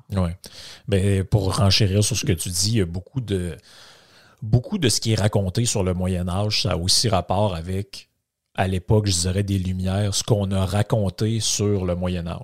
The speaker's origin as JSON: {"language": "French", "region": "Quebec", "country": "Canada", "said": "je viens du Saguenay-Lac-Saint-Jean."}